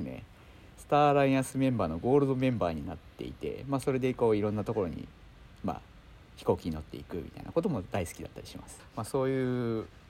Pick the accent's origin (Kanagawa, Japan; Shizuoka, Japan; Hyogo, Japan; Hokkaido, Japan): Shizuoka, Japan; 私はですね静岡県出身なんですね。